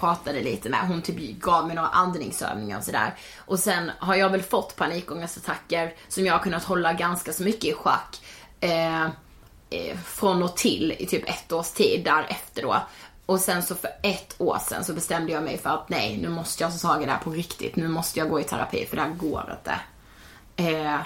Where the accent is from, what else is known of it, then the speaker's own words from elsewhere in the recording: Karlshamn, Blekinge, Sweden; now in Stockholm, Sweden; jag hade varit hemma i Karlshamn i tio veckor och jobbat